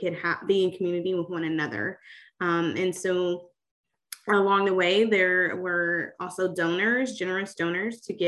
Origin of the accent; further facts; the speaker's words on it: Atlanta, Georgia, United States; moved away as an adult; also born or lived in Southeast United States; now in Oregon, United States; I am a Southerner, so I am from Atlanta, Georgia, originally, and was born and raised there and have lived all over the Southeast